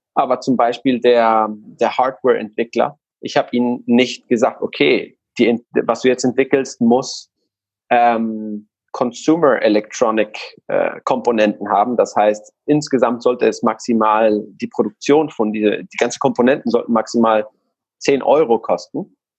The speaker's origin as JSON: {"language": "German", "country": "Guatemala", "second_language": "German", "moved": "yes", "lives_now": "Hamburg, Germany", "said": "ich komme aus Guatemala und deswegen habe ich so einen komischen, ja, eine komische Grammatik und ab und zu mal eine komische äh, äh, Aussprache"}